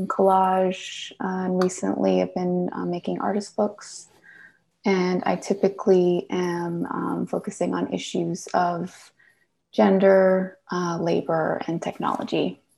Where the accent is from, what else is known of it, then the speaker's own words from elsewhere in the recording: Montreal, Quebec, Canada; now in Brooklyn, United States; And I am originally from Montreal, Canada, but I've been living in Brooklyn for the past several years.